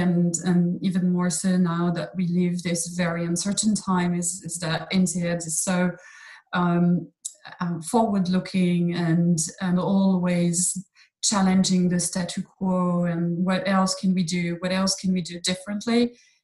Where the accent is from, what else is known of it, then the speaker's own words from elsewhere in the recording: Fontainebleau, Île-de-France, France; moved away as an adult; also born or lived in Boston / Brazil; I was born here in Fontainebleau. And studied and as in college and high school in the region